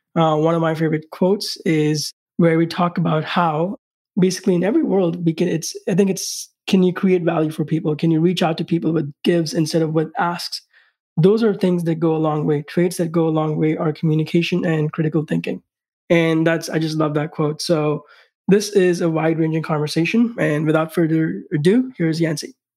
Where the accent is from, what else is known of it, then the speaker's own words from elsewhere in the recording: India; moved away; growing up in India